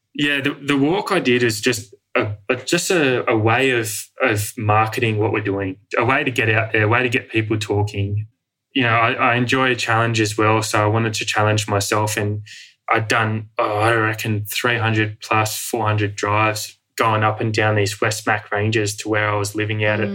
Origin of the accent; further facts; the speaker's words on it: Sydney, New South Wales, Australia; moved away as an adult; also born or lived in Outback Australia; growing up in the Western world and in Sydney